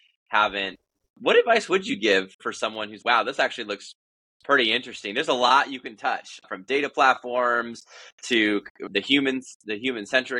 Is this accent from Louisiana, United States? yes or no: yes; Louisiana, United States; moved away; I was born in Louisiana